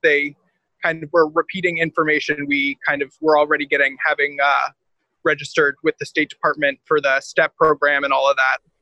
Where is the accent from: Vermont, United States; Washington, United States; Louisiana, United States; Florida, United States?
Vermont, United States; now in New York, United States; I'm originally from Vermont, uh, but I've been living in New York the last two years